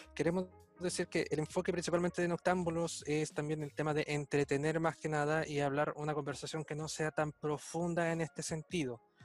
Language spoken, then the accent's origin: Spanish; Chile; Pese a que nosotros somos de otro país, nosotros somos chilenos